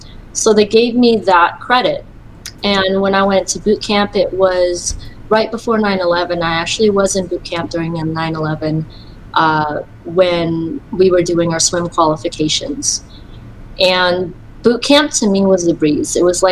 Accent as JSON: {"language": "English", "region": "Virginia", "country": "United States", "tie": "born or raised there", "also_born_or_lived": "Philippines", "said": "I was born in the Philippines in 1982, and my mom married an Air Force man, so we ended up moving to the United States, and I grew up in Virginia for about 20 to 30 years."}